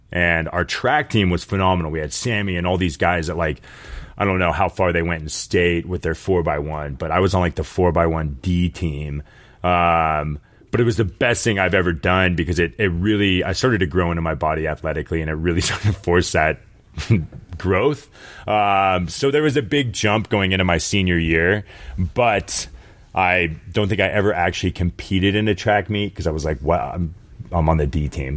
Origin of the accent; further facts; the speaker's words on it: Sacramento, California, United States; also born or lived in San Jose / San Francisco / Boulder; I was born in San Jose and then kind of bounced around Sacramento and San Francisco a few times.